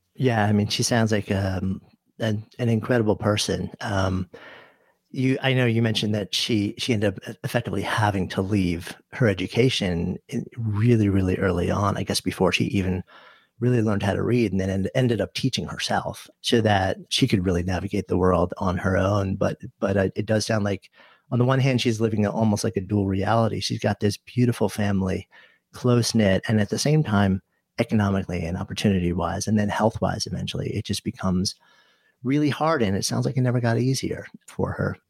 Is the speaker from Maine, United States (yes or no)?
no; suburban New York City, United States; I grew up outside of New York City, in s, suburban New York City